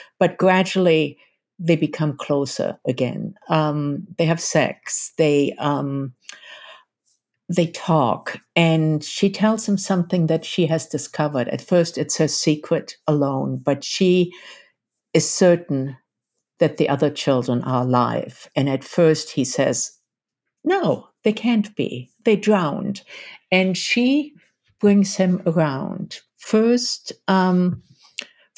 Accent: Germany; as a German-born woman

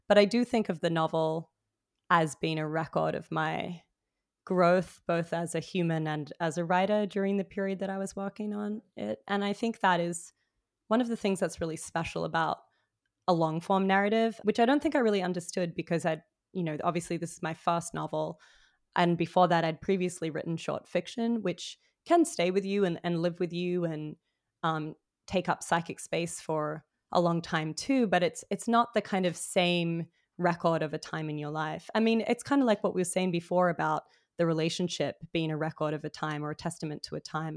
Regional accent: Sydney, New South Wales, Australia; moved away as an adult; also born or lived in Melbourne; now in New York, United States; I was raised in Sydney

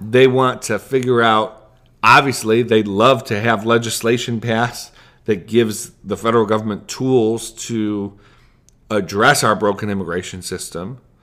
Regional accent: United States; as an American

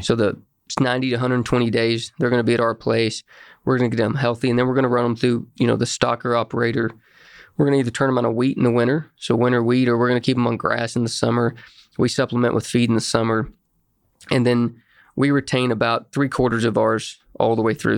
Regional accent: Ringling, Oklahoma, United States; I grew up in Ringling, Oklahoma, small town west of Ardmore.

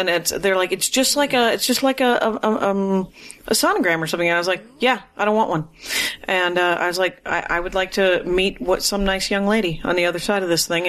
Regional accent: Milwaukee, Wisconsin, United States; That's where I'm from.

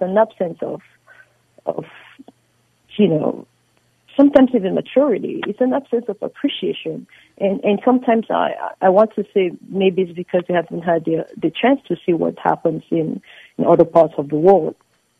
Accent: United States; because as an American, I value all my federal, you know, citizens.

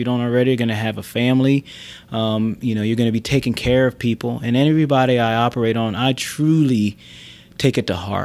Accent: near Philadelphia, Pennsylvania, United States; I grew up near Philadelphia.

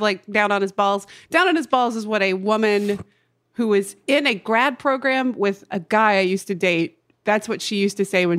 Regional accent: the South, United States; accent: southern; moved away; And I can hear my southern accent when I'm doing it.

